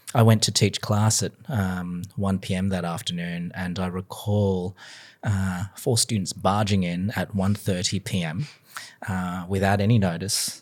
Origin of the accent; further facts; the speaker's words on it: Sydney, New South Wales, Australia; moved away as an adult; also born or lived in Canberra, Australia / Melbourne, Australia; now in United States; I was born and bred in Sydney, Australia, so again, very proud of my home city